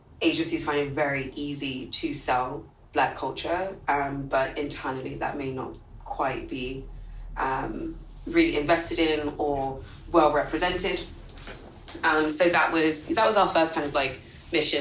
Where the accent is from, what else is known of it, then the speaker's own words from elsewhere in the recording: London, United Kingdom; moved away as an adult; now in New York, United States; I was born and raised in London